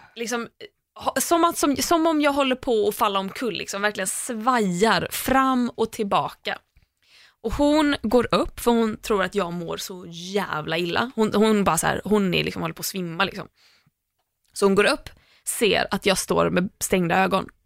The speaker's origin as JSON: {"language": "Swedish", "town": "Landvetter", "region": "Västra Götaland", "country": "Sweden", "tie": "born or raised there", "said": "från Landvetter, där jag är uppvuxen"}